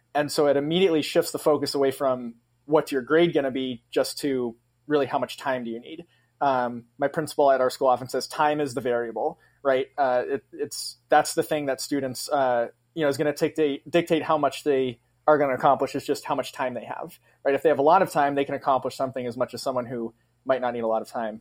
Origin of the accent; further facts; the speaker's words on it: Massachusetts, United States; moved away as an adult; now in Grand Rapids, United States; taught in Massachusetts for five years right out of college, which is my home state